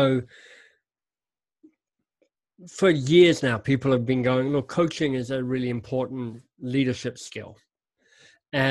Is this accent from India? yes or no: no; Australia; moved away as an adult; also born or lived in Oxford, England; I'm an Australian, left Australia 30 years ago or thereabouts to be a Rhodes Scholar at Oxford.